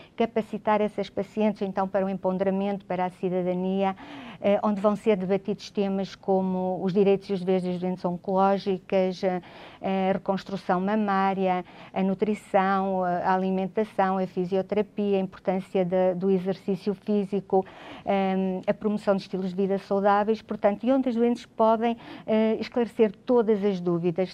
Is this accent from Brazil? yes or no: no; Vila Real, Norte, Portugal; eu sou natural de Vila Real